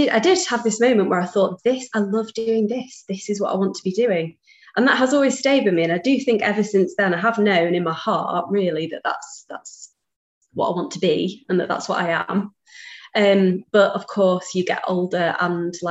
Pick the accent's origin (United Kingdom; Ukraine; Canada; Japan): United Kingdom; Manchester, North West England; I'm from Manchester